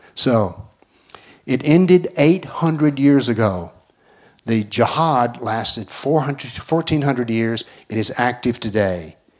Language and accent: English; United States; I'm an American